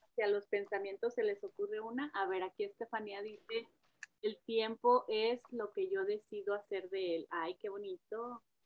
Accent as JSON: {"language": "Spanish", "town": "Monterrey", "region": "Nuevo León", "country": "Mexico", "tie": "born or raised there", "moved": "yes", "lives_now": "Dallas, United States", "said": "soy nacida de Monterrey también"}